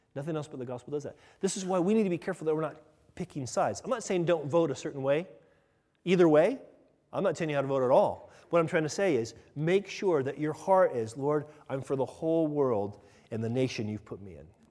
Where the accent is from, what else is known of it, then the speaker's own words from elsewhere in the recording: United States; me as an American